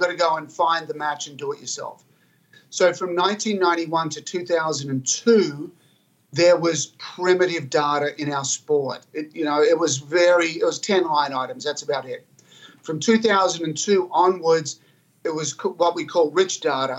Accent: Albury, New South Wales, Australia; I grew up in Albury, Australia, a rural country place, but it's a hotbed of tennis

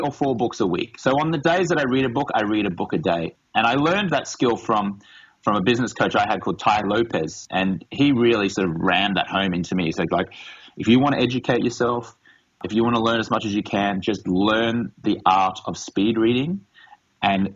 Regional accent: Australia; moved away as an adult; now in Los Angeles, United States; I grew up in Australia as a reporter for a Rupert Murdoch broadsheet.

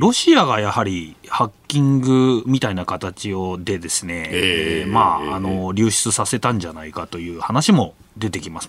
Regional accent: Yokosuka, Kanagawa, Japan; 地元のわれわれのね地元の横須賀

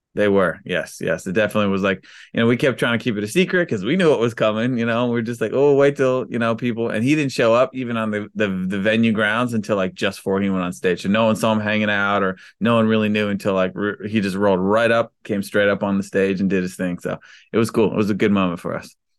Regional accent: Maryland, United States; we grew up in Maryland

